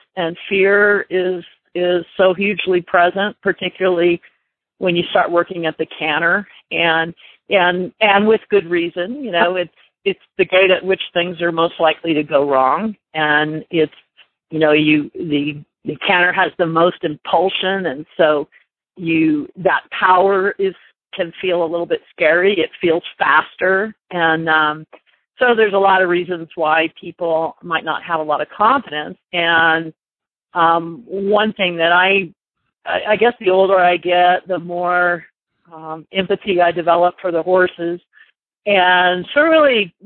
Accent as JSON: {"language": "English", "town": "Orlando", "region": "Florida", "country": "United States", "tie": "born or raised there", "moved": "yes", "said": "actually grew up in Florida. I grew up in Orlando."}